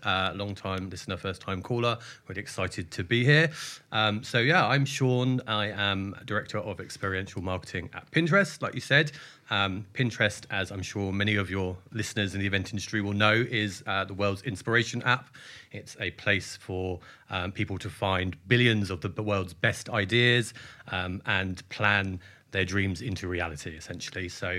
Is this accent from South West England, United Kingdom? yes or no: no; Bracknell, South East England, United Kingdom; I grew up just outside Reading in a very fascinating town called Bracknell, famous for its indoor-outdoor fake ski slope and its amazing coral reef water park